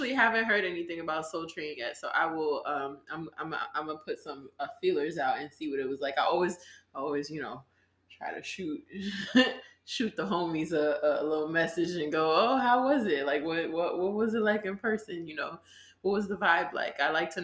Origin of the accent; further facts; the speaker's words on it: New York City, New York, United States; I'm from Brooklyn.